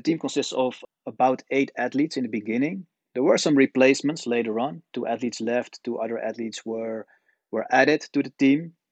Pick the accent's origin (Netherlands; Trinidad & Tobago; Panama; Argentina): Netherlands; moved away as an adult; also born or lived in China; I'm born and raised in the Netherlands